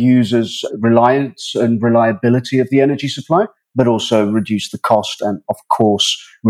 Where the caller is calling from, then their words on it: Dubai, United Arab Emirates; Yes, today I'm calling in from Dubai.